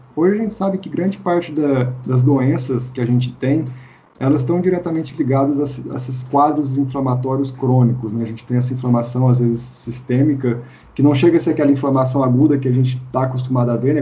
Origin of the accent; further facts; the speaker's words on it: Minas Gerais, Brazil; sou, sou mineiro